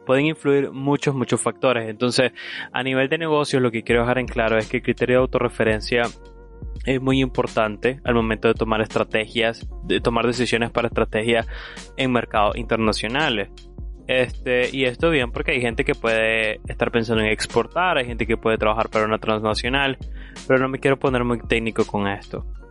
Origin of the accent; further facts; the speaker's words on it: Nicaragua; los nicaragüenses en realidad tenemos un potencial increíble